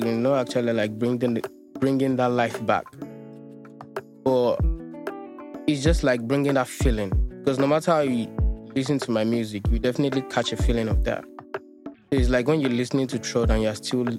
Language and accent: English; Lagos, Nigeria; also born or lived in Alagbado, Lagos; I was actually born in Alagbado, Mero. But I stayed with my grandma in Mushin, like from primary school through secondary school.